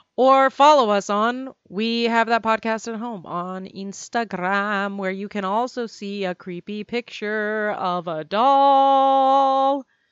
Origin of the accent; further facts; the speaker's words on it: United States; I'm an American